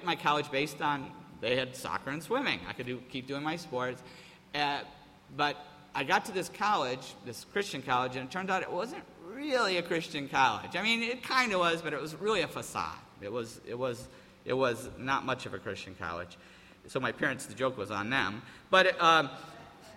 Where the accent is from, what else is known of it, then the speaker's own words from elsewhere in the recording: Appleton, New York, United States; moved away as an adult; I grew up in Mayberry. And to go from Mayberry, you know, Appleton, New York, to California was a culture shock